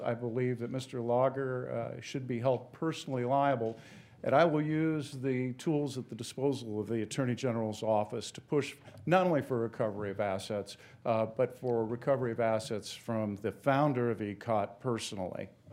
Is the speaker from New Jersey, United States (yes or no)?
no; Ohio, United States; went home to practice in my hometown with, uh, and raised my family. Ultimately became the prosecuting attorney in that county for eight years.